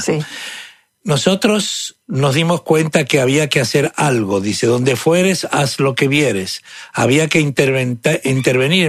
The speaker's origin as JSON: {"language": "Spanish", "country": "Argentina", "tie": "born or raised there", "moved": "as an adult", "lives_now": "Houston, United States", "said": "yo soy argentino de nacimiento, de sangre italiana y ciudadano de los Estados Unidos de Norteamérica"}